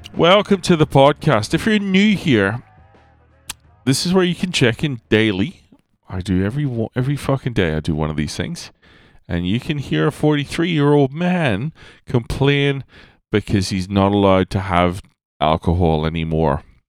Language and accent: English; Ireland; I was born in Ireland in the northern hemisphere